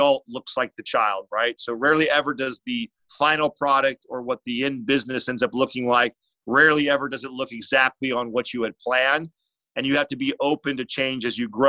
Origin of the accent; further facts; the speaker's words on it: San Jose, California, United States; I'm from the Bay Area, San Jose, California